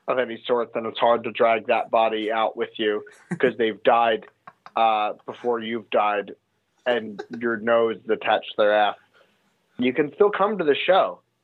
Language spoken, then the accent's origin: English; United States; I'm so happy that I'm Jewish. I'm so happy that I'm American.